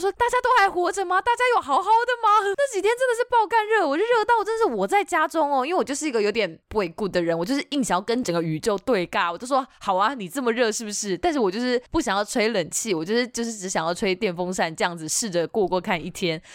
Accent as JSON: {"language": "Chinese", "region": "southern Taiwan", "country": "Taiwan", "said": "我们是南部人"}